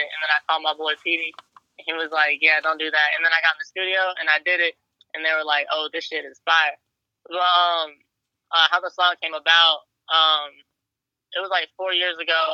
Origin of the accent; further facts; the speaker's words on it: Fredericksburg, Louisa, Virginia, United States; also born or lived in Boca Raton, Florida; But I actually grew up in Fredericksburg, Virginia, uh, until I was like 10 years old, and then uh, at that point, uh, moved to Louisa, Virginia, went to high school there, and then I moved out of Richmond like two years ago.